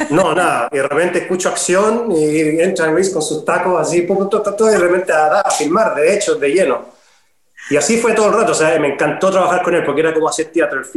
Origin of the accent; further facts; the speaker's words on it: Chile; also born or lived in Caracas, Venezuela; Pero soy chileno, sí pero nos movimos mucho. Siempre toda mi niñez fueron nunca más de dos años en Chile, era como cinco años afuera, dos en Chile, cinco afuera, siempre nos íbamos, entonces nos movíamos mucho.